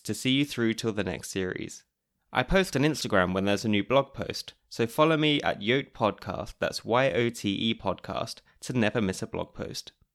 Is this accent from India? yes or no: no; United Kingdom; moved away as an adult; now in Austria; as a Brit who moved to Austria almost nine years ago